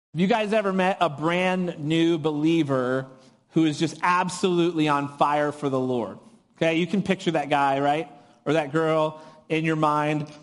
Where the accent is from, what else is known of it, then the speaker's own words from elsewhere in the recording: New Hampshire, United States; moved away as an adult; now in California, United States; I was born and raised in New Hampshire